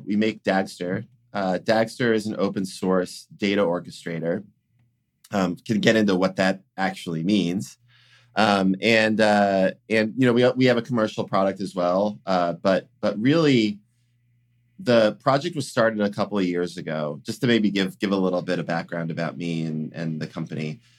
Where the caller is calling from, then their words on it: Salem, Massachusetts, United States; I'm calling in from Salem, Massachusetts, actually.